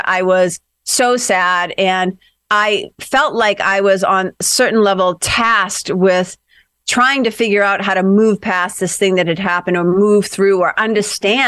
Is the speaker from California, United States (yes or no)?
no; Lawrence, Massachusetts, United States; moved away as an adult; also born or lived in Boston, United States / Los Angeles, United States; I grew up in Lawrence, Mass, which is a little immigrant city, about 30 miles, tough little city, about 30 miles north of Boston